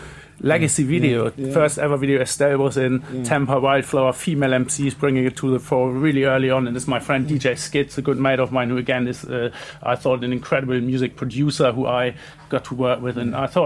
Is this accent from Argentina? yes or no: no; Germany; for me it was interesting because when I came from Germany, I was into the early German hip hop, you know, absolute beginner, the Hamburg school.